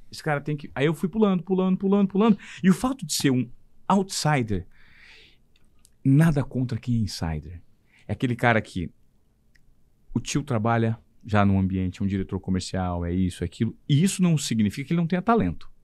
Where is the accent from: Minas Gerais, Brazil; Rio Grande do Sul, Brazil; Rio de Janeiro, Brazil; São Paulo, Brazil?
São Paulo, Brazil; Presidente Venceslau; moved away as an adult; also born or lived in Paranavaí; eu sou de Presidente Venceslau, uma cidade de 37 mil habitantes